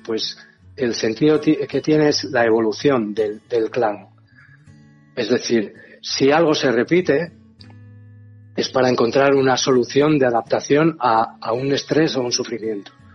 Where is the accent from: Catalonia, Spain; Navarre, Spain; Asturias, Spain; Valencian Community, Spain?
Asturias, Spain; moved away as an adult; Yo nací en Asturias y me vine para acá.